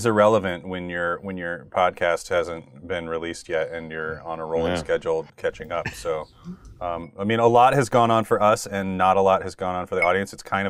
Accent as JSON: {"language": "English", "town": "Custer", "region": "South Dakota", "country": "United States", "tie": "born or raised there", "said": "the only movie theater close to my hometown at Custer was 40 miles away."}